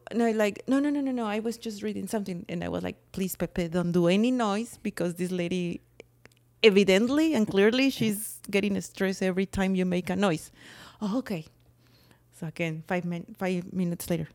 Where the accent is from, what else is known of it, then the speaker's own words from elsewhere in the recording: Mexico; accent: Mexican; English is a second language; now in United States; It's my Mexican accent.